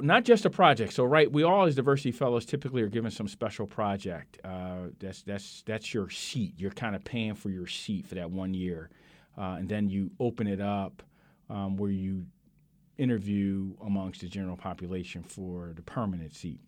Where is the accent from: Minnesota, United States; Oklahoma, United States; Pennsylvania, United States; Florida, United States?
Pennsylvania, United States; Philadelphia; I grew up in South Philadelphia